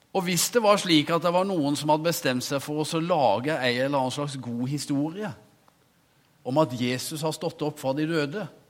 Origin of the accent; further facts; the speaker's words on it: Norway; jeg som ung gutt en gang forvilla meg inn på kjøkkenet på forsamlingshuset hjemme på Veversøy